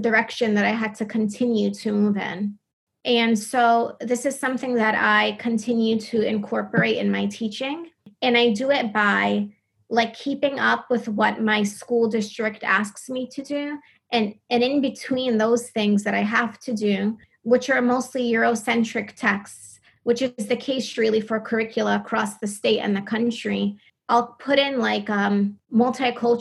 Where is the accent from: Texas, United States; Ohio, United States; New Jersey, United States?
New Jersey, United States; growing up in New Jersey